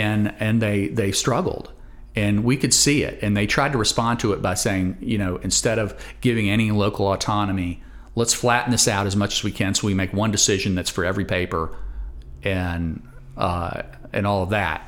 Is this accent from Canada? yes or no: no; Roanoke, Virginia, United States; I'm a native Roanoke-er